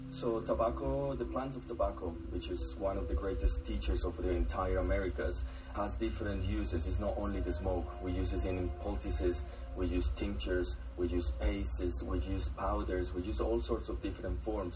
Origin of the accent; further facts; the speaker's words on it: northern Colombia, Colombia; I am from Colombia, from the north of Colombia